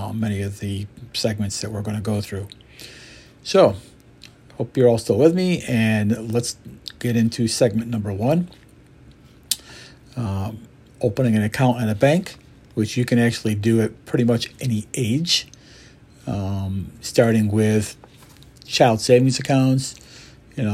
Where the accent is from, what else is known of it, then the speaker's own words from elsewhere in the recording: Syracuse, New York, United States; also born or lived in Montreal, Canada; I was born in Montreal, Canada, lived there for 6 or 7 years behind coming to America with my mother and father and my sister. Basically, was living in Syracuse, New York. And went to high school here and middle school